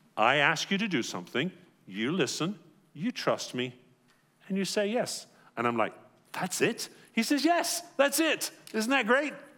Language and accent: English; England, United Kingdom; moved away; growing up in England